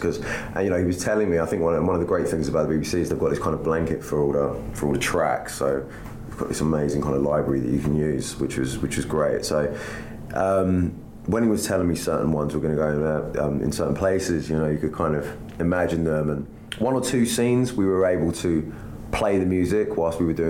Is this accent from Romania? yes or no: no; England, United Kingdom; I'm English